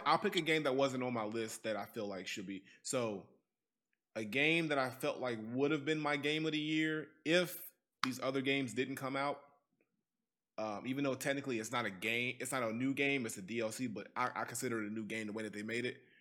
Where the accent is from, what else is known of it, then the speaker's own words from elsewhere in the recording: Gary, Indiana, United States; I'm from Gary, so Gary ain't part of Indiana